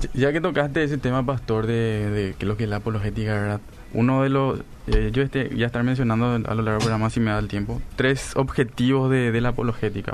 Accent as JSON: {"language": "Spanish", "country": "Paraguay", "said": "Nosotros somos paraguayos"}